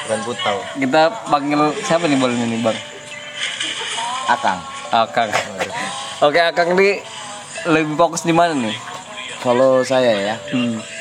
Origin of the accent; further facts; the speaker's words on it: Rawajitu, Lampung, Indonesia; dulu saya itu aslinya Rawajitu jitu tapi sekarang di Bandar Lampung